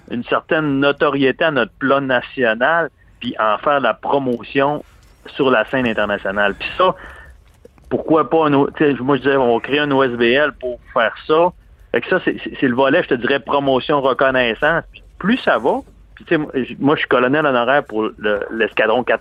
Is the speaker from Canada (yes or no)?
yes; Quebec, Canada; ah, tu es, un Canadien, on connaît le Canada, mais je viens du Québec au, au Canada